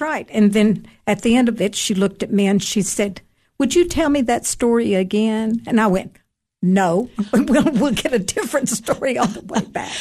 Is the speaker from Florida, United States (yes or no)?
no; Cookeville, Tennessee, United States; moved away as an adult; also born or lived in North Carolina / Georgia / Greece; I was born and raised here in Cookville